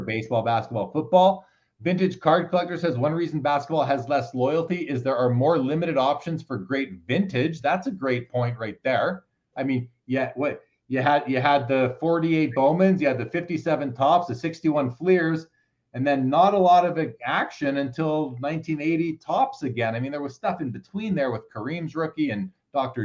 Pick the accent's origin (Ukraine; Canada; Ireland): Canada; I'm a Canadian